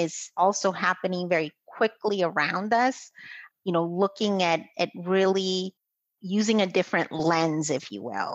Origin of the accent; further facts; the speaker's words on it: Guatemala; moved away as an adult; now in United States; I'm originally from Guatemala, and I married my husband from Boston. So I moved here to the United States